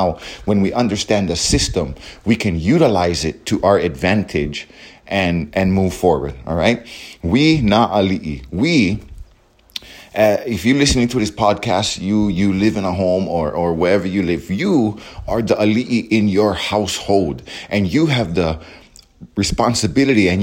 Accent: Hawaii, United States; we as Hawaiians, we are American Hawaiian or Hawaiian American

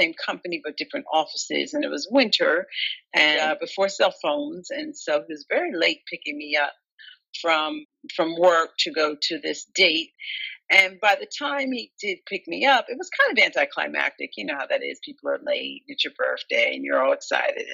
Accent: New Jersey, United States; I'm from New Jersey and we were living in New Jersey at the time

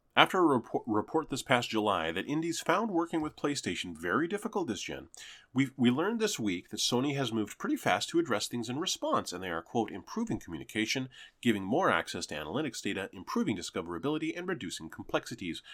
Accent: Canada; I'm a Canadian, ethnically Jewish

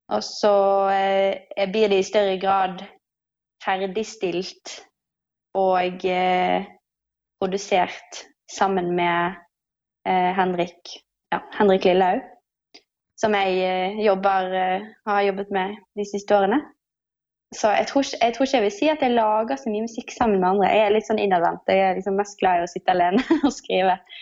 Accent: Bergen, Vestland, Norway; moved away as an adult; now in Oslo, Norway; Jeg kommer jo fra Bergen og har vært her de siste Jeg har bodd her i Oslo i de siste seks årene.

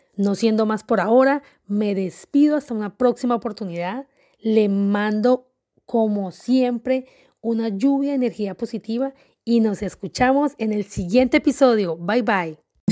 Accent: Colombia; now in Atlanta, United States; yo soy de Colombia, pero pues no estoy viviendo en Colombia, vivo en este momento en Atlanta, Estados Unidos

